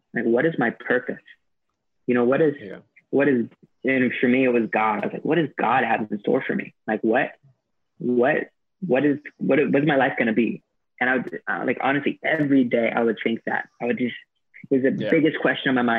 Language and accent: English; United States; moved away as an adult; now in Sri Lanka